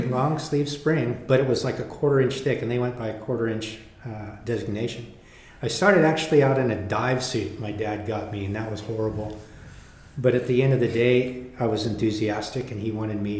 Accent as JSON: {"language": "English", "region": "California", "country": "United States", "tie": "born or raised there", "said": "Yeah, well, um, I grew up in Northern California, pretty much um, on the peninsula. And so what we would end up surfing is Half Moon Bay, San Francisco, and Santa Cruz."}